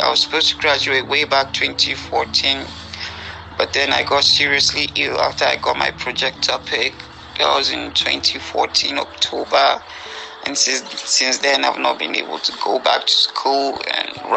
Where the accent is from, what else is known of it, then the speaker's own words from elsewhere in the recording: Nigeria; I'm from Nigeria. I'm currently based in Abuja